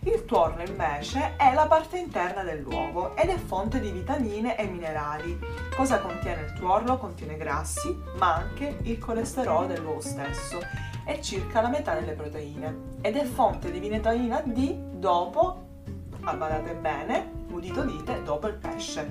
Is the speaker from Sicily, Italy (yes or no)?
yes; Sicily, Italy